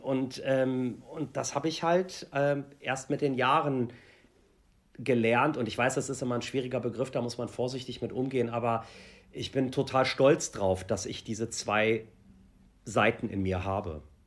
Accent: Germany; ich bin halt ähm, hier aufgewachsen in Deutschland.

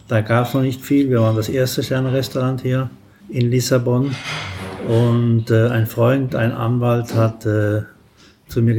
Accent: Saarland, Germany; Saarländer und halb äh, Pfälzer

